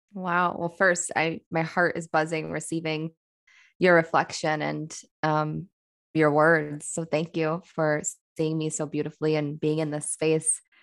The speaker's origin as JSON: {"language": "English", "region": "Midwest", "country": "United States", "said": "I'm a woman from the Midwest"}